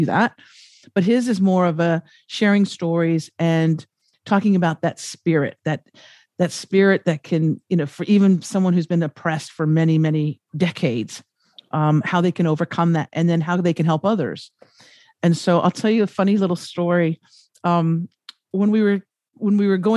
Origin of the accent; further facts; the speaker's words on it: United States; moved away; also born or lived in Los Angeles; I'm from America